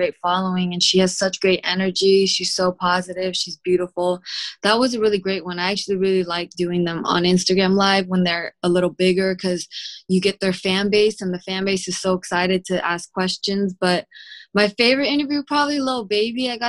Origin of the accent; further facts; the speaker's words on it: Sunnyvale, California, United States; I'm from Sunnyvale, which is like the suburbs near San Jose in the Bay Area